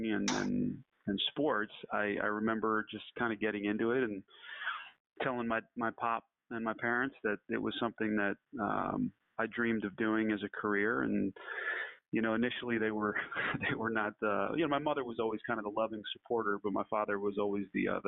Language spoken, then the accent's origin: English; North New Jersey, United States; where I grew up in North New Jersey